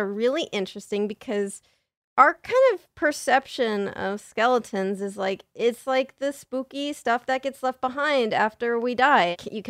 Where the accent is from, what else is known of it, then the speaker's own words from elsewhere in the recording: San Diego, California, United States; San Diego.